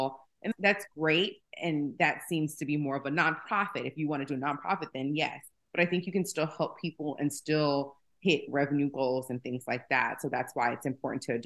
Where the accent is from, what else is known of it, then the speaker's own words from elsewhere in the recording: Atlanta, Georgia, United States; also born or lived in Bronx, New York; I was born in the Bronx, raised in Atlanta.